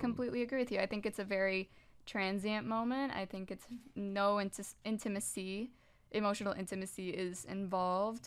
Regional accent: Puerto Rico; moved away; I was raised in the Catholic Church back in Puerto Rico, which is where I was raised

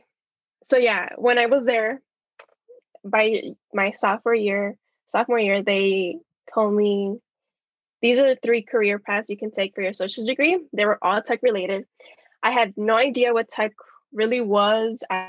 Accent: Chicago, Illinois, United States; I was born and raised in Chicago

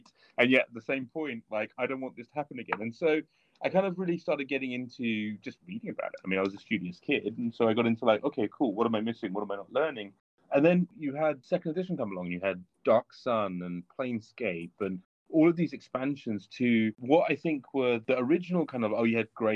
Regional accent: England, United Kingdom; we're English, of course, and so we play cricket

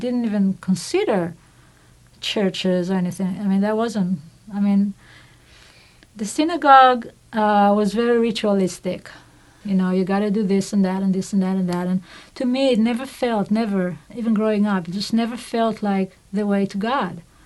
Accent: Israel; moved away as an adult; I grew up in Israel, secular family

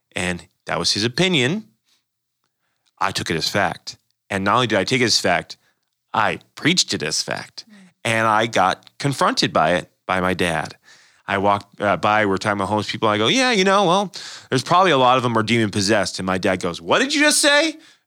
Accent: United States; I love being an American

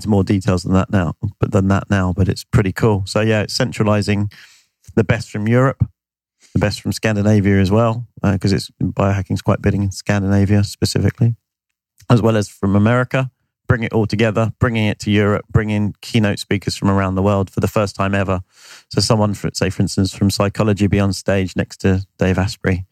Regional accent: United Kingdom; I'm British

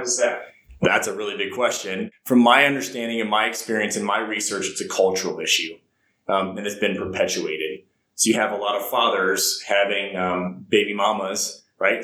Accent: Ohio, United States; moved away as an adult; also born or lived in South Carolina; I grew up in a small town in Ohio

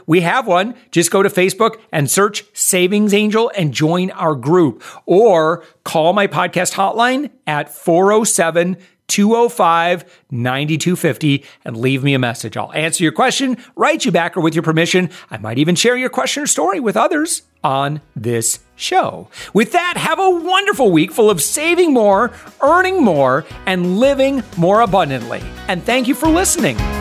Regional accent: Orlando, Florida, United States; Orlando. That's my hometown

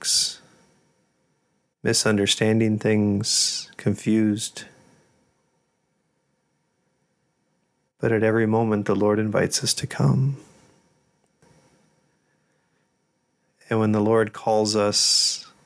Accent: South Dakota, United States; I'm from South Dakota

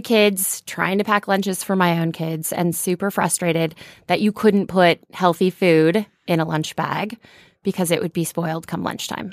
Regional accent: Cherokee, Iowa, United States; moved away as an adult; now in Los Angeles, United States; I grew up in Northwest Iowa

